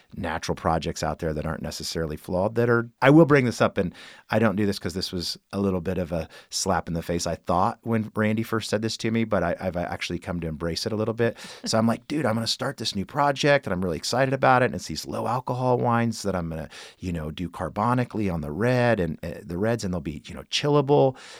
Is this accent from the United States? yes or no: yes; Kokomo, Indiana, United States; moved away; my hometown of Kokomo, Indiana